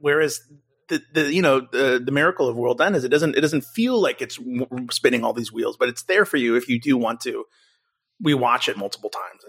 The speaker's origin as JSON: {"language": "English", "country": "United States", "said": "as an American, that definitely has memory"}